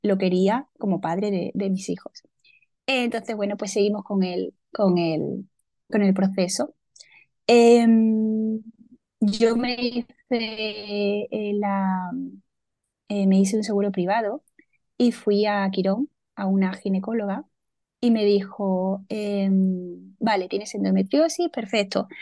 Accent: a small village in Córdoba, Andalusia, Spain; now in Seville, Spain; soy del sur de España. Eh, nací en un pueblecito de Córdoba

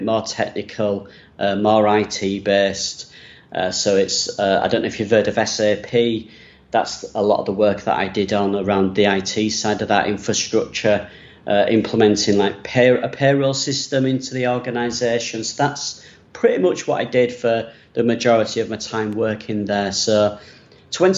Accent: Leeds, Yorkshire and the Humber, United Kingdom; accent: northern English; moved away as an adult; I'm from Leeds in England, which is northern England, about 2.5 hours away from London. So I do have a very northern English accent

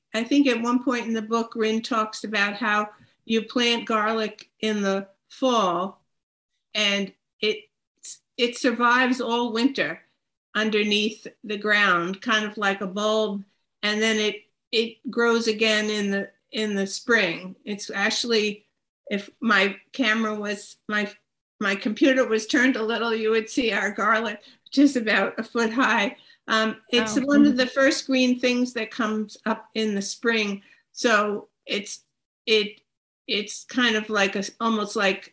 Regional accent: Hicksville, New York, United States; moved away as an adult; now in Maine, United States; I've lived in Maine my whole adult life, but I grew up in Hicksville

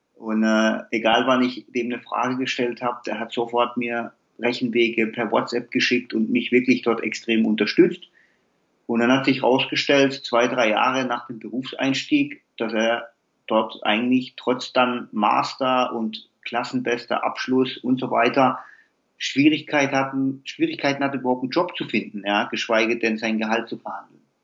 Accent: Heilbronn, Baden-Württemberg, Germany; Ich komme hier aus dem Umkreis Heilbronn, Nähe Stuttgart

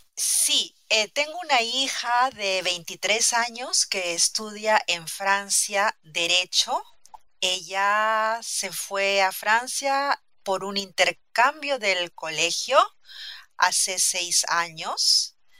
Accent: Lima, Peru; soy peruana, he nacido en Lima, la capital.

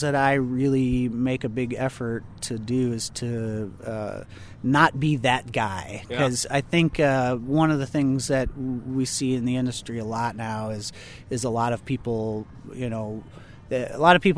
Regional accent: Missouri, United States; also born or lived in Cape Girardeau, Missouri / Ste. Genevieve, Missouri / St. Louis, Missouri; now in Kansas City, United States; I'm originally from the St. Louis area. I was born in Cape Girardeau, Missouri

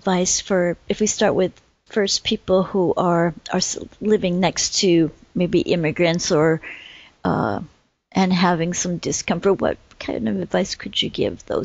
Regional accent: Vermont, United States; moved away as an adult; now in Sweden; I grew up in a little town in Vermont in the States

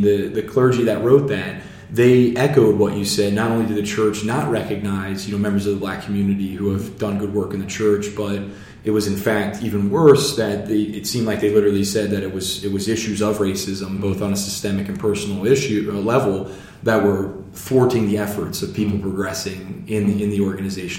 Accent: Harrisburg, Pennsylvania, United States; I'm from Harrisburg

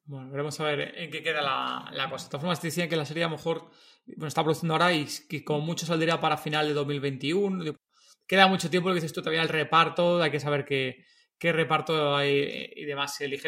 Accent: Madrid, Community of Madrid, Spain; De Madrid, nosotros somos de Madrid.

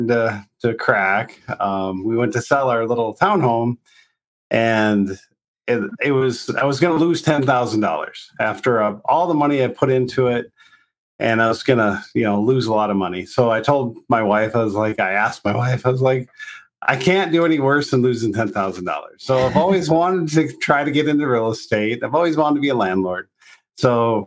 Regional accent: North Dakota, United States; moved away as an adult; also born or lived in Longmont, Colorado; now in Colorado, United States; I grew up in North Dakota

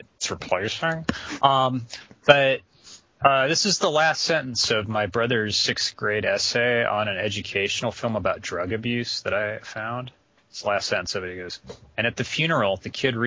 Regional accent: West Virginia, United States; I'm from West Virginia

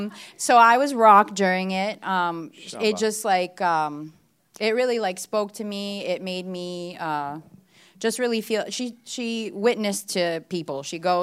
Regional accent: Bulgaria

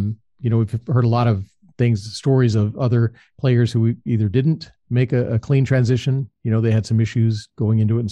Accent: Southern California, United States; I grew up in Southern California

